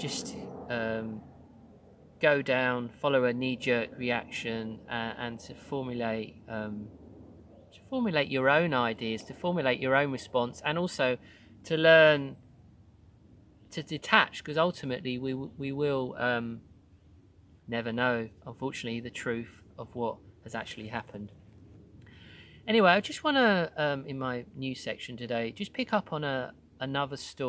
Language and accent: English; Croydon, London, United Kingdom; moved away as an adult; my hometown of Croydon